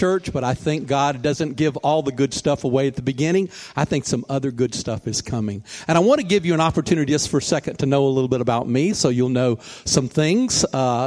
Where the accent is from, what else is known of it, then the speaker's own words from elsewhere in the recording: Mobile, Alabama, United States; moved away as an adult; also born or lived in New York; once I left Mobile, where my hometown is, and went to New York